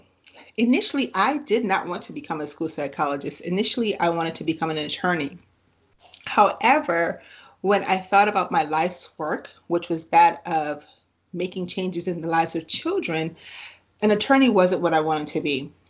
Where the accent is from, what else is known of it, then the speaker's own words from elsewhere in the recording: U.S. Virgin Islands; now in United States; So where I grew up, I didn't grow up in the U.S. I grew up in the Virgin Islands.